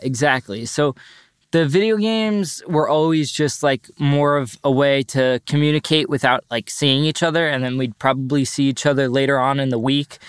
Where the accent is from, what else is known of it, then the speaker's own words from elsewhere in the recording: North Shore, Long Island, New York, United States; also born or lived in Boulder, Colorado; I also graduated from North Shore High School, and I'm from the North Shore, Long Island